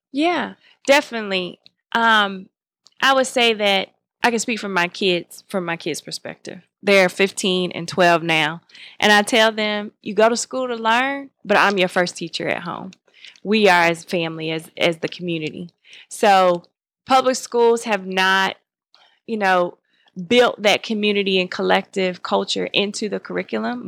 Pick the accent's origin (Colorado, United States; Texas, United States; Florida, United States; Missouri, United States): Florida, United States; Miami; now in Atlanta, United States; I grew up in Miami, Florida, and I didn't grow up in Georgia.